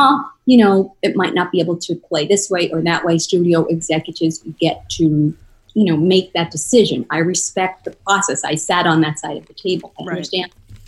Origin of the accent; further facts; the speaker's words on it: East Coast, United States; now in Los Angeles, United States; I've been in LA a year now. I'm from the East Coast.